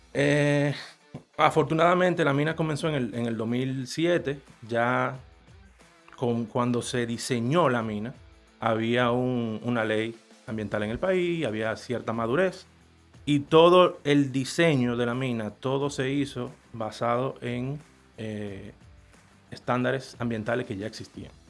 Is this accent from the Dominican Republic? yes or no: yes; Dominican Republic; como dominicano